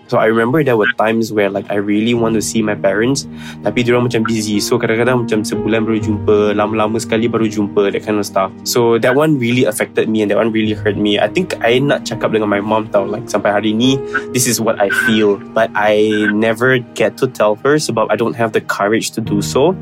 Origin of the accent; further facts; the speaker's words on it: Penang, Malaysia; moved away as an adult; I asal daripada Penang, 25 years old this year.